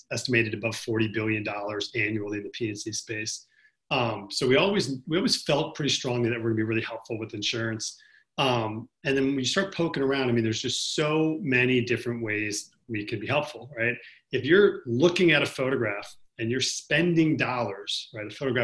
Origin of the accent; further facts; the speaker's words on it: New York City, New York, United States; I'm from New York City